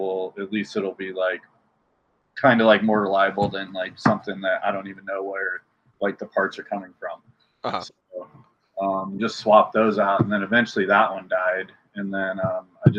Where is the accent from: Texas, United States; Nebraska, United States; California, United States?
Nebraska, United States; moved away; I'm originally from Nebraska